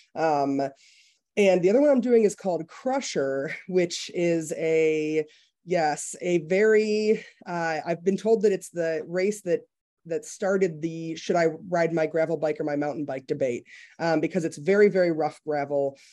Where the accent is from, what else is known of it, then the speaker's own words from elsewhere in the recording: Detroit, Michigan, United States; I've lived in the Detroit area my entire life